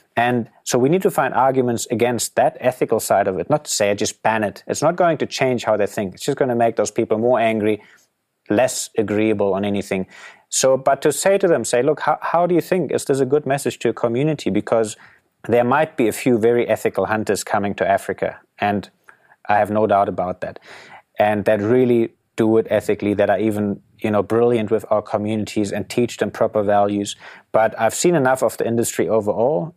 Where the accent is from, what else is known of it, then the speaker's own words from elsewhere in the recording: Germany; moved away as an adult; growing up in Germany